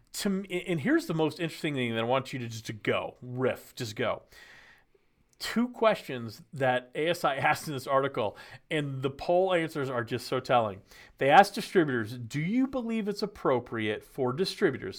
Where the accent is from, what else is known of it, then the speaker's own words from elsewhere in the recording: Texas, United States; moved away as an adult; now in Nashville, United States; I grew up in Texas